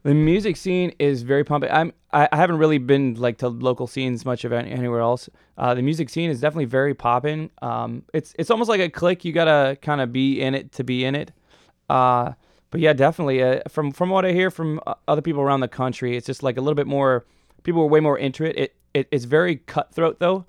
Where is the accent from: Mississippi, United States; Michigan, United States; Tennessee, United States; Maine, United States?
Michigan, United States; Detroit; moved away; I'm from Detroit